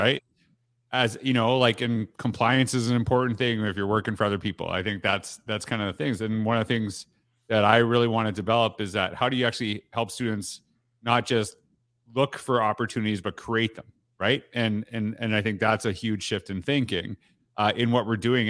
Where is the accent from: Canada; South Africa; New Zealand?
Canada; I'm from Canada